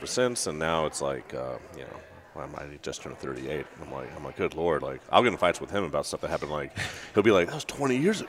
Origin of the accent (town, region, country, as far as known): Sugar Land, Texas, United States; born or raised there